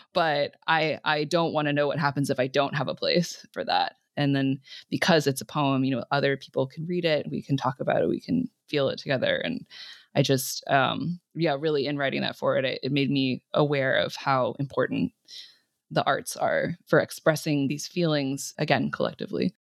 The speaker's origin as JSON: {"language": "English", "region": "California", "country": "United States", "tie": "born or raised there", "said": "growing up in California"}